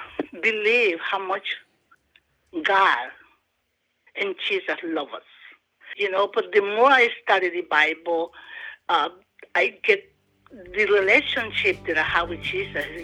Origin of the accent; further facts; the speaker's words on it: Honduras; also born or lived in Delaware / Georgia; now in Athens, United States; I am from Honduras